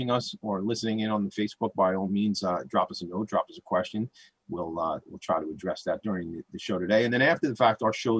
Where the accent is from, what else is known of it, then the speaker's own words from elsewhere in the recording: Franklin Square, New York, United States; I grew up in Franklin Square. I live in Glen Head now